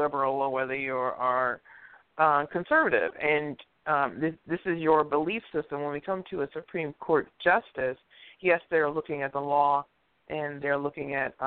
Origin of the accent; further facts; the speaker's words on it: Detroit, Michigan, United States; I'm not from Africa. I'm from right here. I'm from right fucking here. I am a black American. I'm from right here.